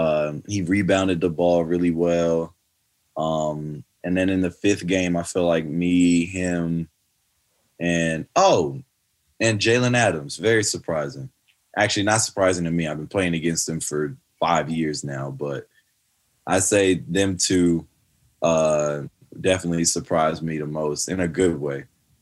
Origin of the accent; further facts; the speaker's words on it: Canada; accent: Canadian; it would like trigger my Canadian accent.